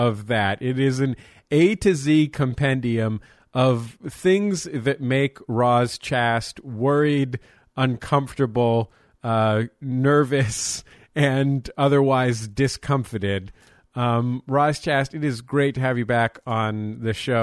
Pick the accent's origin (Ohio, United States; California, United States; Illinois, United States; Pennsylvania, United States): California, United States; San Francisco; I grew up in San Francisco